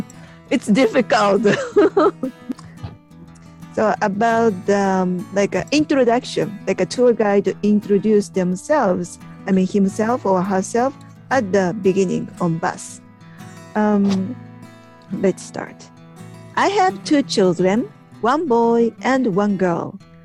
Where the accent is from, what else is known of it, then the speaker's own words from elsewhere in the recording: Japan; from Japan.